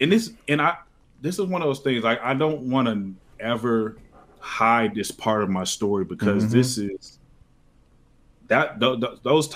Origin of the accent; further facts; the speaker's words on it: Oklahoma City, Oklahoma, United States; moved away; I'm from Oklahoma City, Oklahoma. I grew up, had both my parents in my family